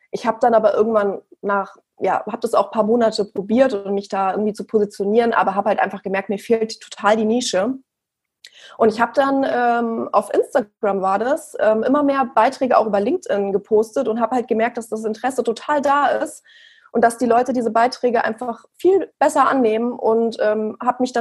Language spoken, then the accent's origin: German; Frankfurt, Hesse, Germany; Also ich bin, wie gesagt … Ich bin 32 Jahre alt und ich komme aus Frankfurt.